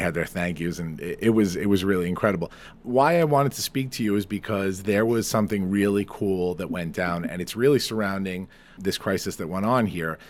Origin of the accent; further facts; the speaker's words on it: Farmingdale, New York, United States; Farmingdale, New York, my hometown, my place